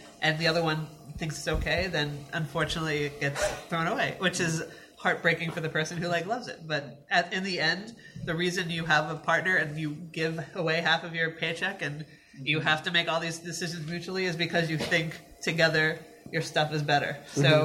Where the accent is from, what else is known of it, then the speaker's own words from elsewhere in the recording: New Jersey, United States; I was born in New Jersey and my family is like very like we yell and scream at each other